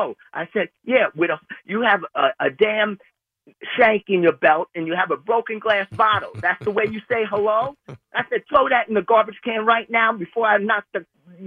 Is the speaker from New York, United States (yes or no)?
yes; Bronx, New York, United States; I grew up in the Bronx, Jackson houses, 15 mm-hmm. years. I was a minority, Keith. Believe me, I was a minority.